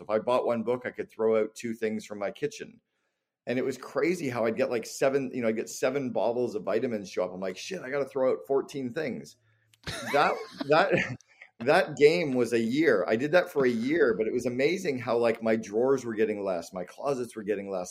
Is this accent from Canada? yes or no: yes; Canada; moved away; also born or lived in Barbados; I'm Canadian